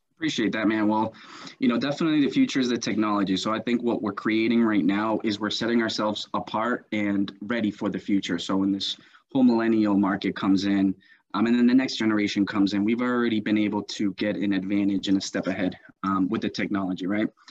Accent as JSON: {"language": "English", "country": "United States", "tie": "born or raised there", "also_born_or_lived": "Colombia", "said": "I was born here in the United States"}